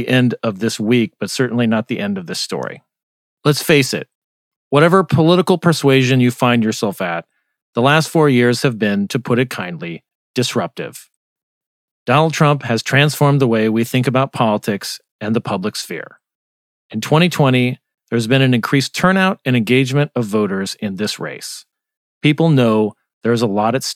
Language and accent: English; Arizona, United States; moved away; I'm from Arizona